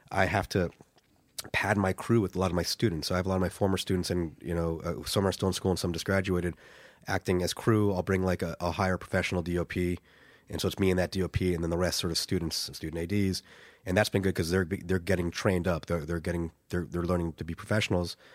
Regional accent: Ireland; I'm Irish, and I you know yeah. I think because I'm there's this perception that I'm American

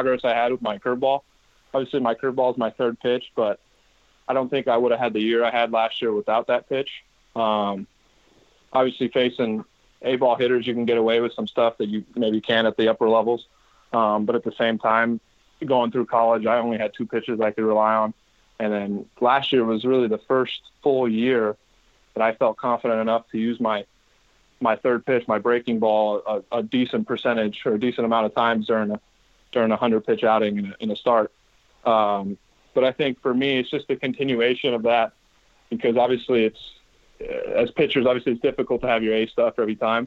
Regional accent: Bay Area, California, United States; Growing up in the Bay Area, obviously, as a Giants fan

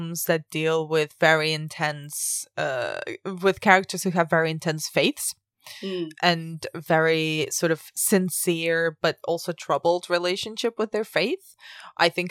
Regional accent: Spain; moved away; I grew up in Spain, which is mostly Catholic

